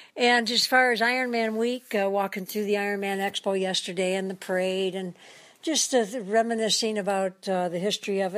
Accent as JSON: {"language": "English", "town": "Detroit", "region": "Michigan", "country": "United States", "tie": "born or raised there", "moved": "as an adult", "lives_now": "Hawaii, United States", "said": "Detroit, my hometown"}